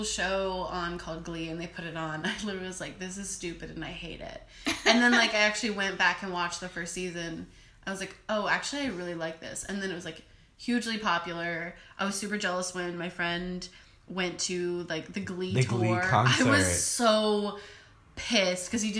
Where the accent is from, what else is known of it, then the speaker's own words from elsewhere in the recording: Ohio, United States; I am from Ohio